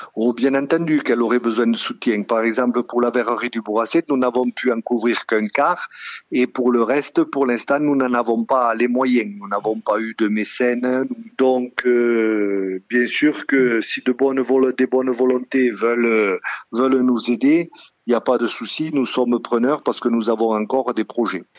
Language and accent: French; Sougraigne, Occitania, France; moved away as an adult; je suis originaire de Sougraigne et j'y suis revenu à la retraite